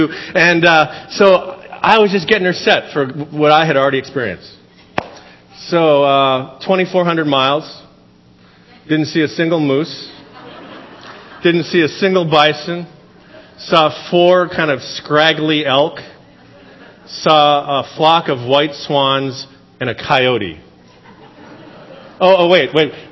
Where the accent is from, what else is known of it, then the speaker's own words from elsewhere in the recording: Seattle, Washington, United States; You know, we come from the Seattle area. It's beautiful there, but this is like over the top beautiful compared to that.